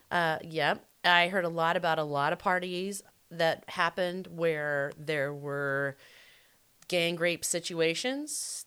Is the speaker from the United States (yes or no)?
yes; the South, United States; I am from the South